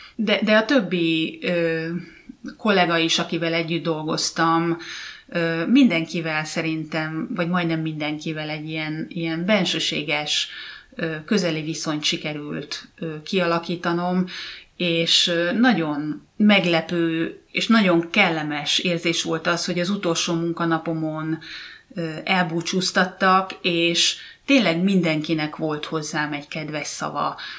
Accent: Hungary; moved away as an adult; now in Finland; én meg magyar vagyok

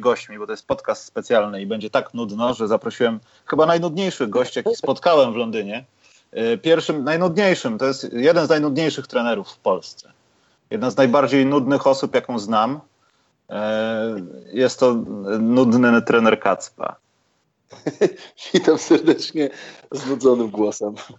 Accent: Poland; jestem z Polski

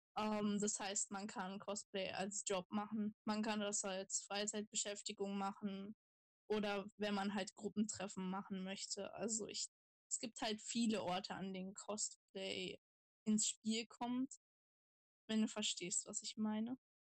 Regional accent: Saxony-Anhalt, Germany; ich komme aus Sachsen-Anhalt

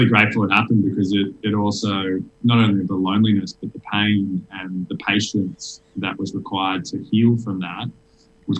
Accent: Sydney, New South Wales, Australia; I grew up in Sydney

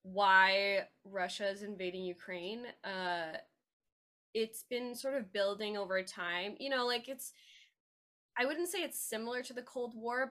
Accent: Canada; as a Canadian

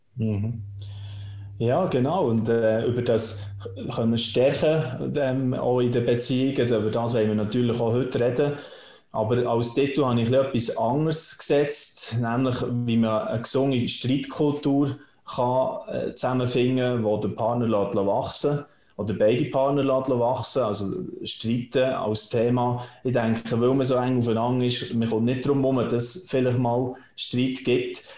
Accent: Switzerland; bei uns in der Schweiz

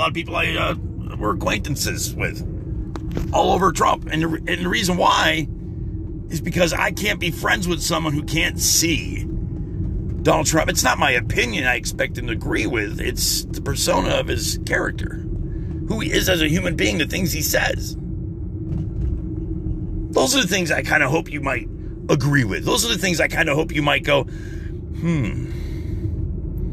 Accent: United States; also born or lived in Murphy, North Carolina; As an American

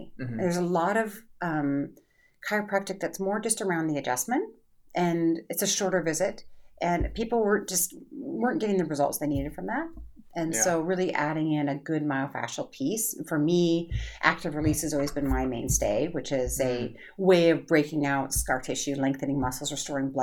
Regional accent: Canada; now in United States; now I'm Canadian, so I come from a superior healthcare system

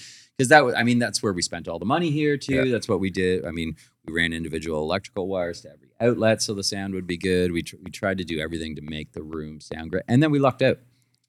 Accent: Orillia, Ontario, Canada; I grew up in Aurelia, like Aurelia was, I don't know, maybe 18 or 20,000 people.

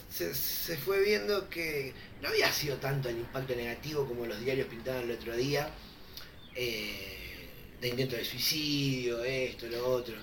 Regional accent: Santa Fe, Argentina; soy de Santa Fe

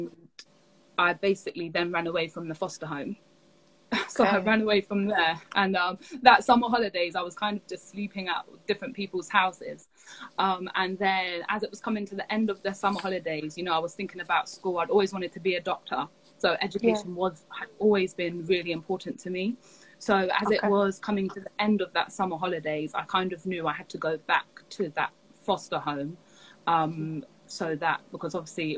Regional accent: London, United Kingdom; also born or lived in Reading; I was born in Reading, and we moved to London when I was about eight years old

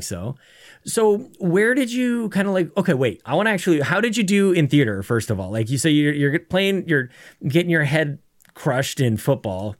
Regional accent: Canada; I'm a Canadian

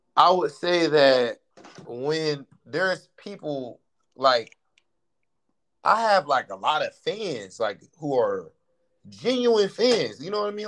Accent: Ohio, United States; I'm from Ohio

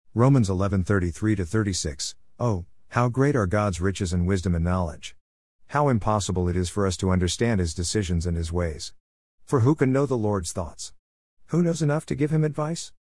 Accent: Southern California, United States; now in Texas, United States; I grew up in Southern California in the land of smoggy skies and city lights.

